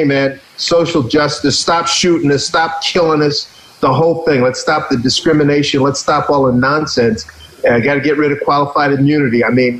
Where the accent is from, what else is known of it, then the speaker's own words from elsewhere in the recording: Philadelphia, Pennsylvania, United States; Growing up in Philly